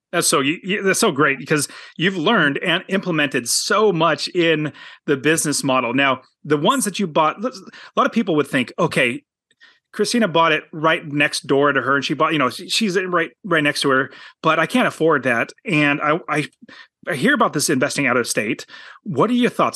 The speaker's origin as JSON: {"language": "English", "town": "Apple Valley", "region": "California", "country": "United States", "tie": "born or raised there", "said": "I was born in Apple"}